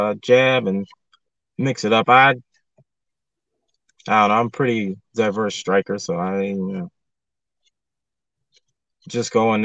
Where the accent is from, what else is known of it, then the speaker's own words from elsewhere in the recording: Lackawanna, New York, United States; a main event at my hometown.